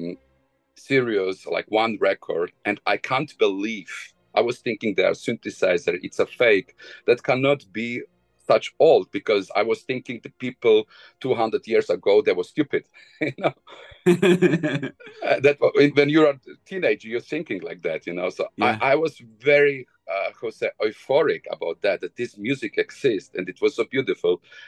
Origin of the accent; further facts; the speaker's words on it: Bosnia & Herzegovina; English is a second language; moved away; I was born in Bosnia